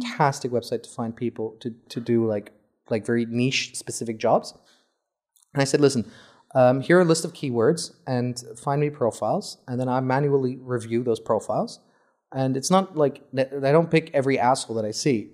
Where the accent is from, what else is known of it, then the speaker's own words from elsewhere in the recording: Saudi Arabia; I'm from Saudi